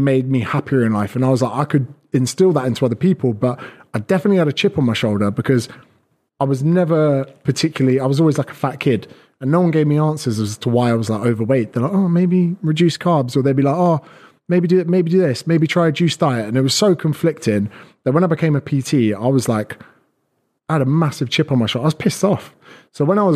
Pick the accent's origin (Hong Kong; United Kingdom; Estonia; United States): United Kingdom; moved away as an adult; also born or lived in Australia; as a Brit, we're so used to only really being on beaches